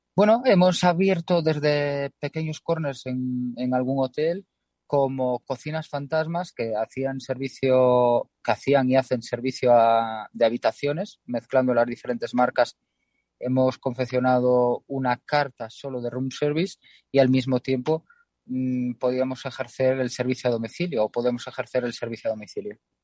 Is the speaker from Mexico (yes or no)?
no; Galicia, Spain; Siendo gallegos